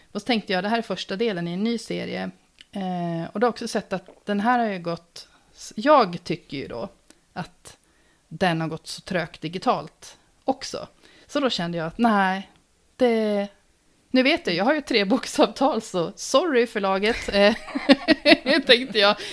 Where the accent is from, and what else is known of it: Uppsala, Uppsala County, Sweden; born or raised there